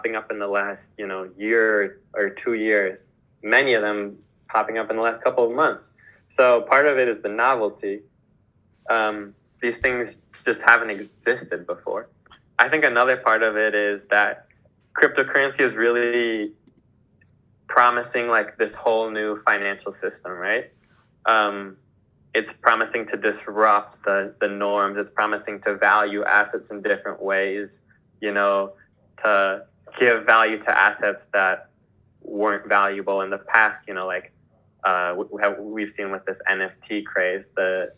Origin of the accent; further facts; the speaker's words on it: Midwest, United States; now in Mexico; I was born in the Midwest, and now I live in Mexico